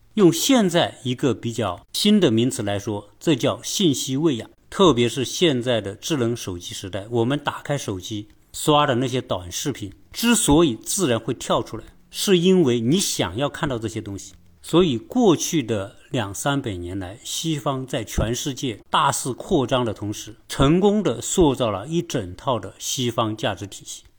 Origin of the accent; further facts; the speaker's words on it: China; 作为一个中国人